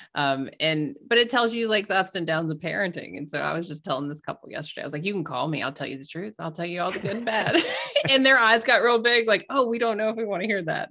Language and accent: English; the South, United States; I grew up in the South